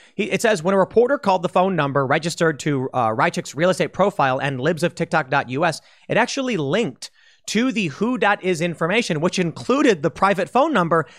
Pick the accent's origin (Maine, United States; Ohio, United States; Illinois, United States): Illinois, United States; Chicago; I'm from Chicago.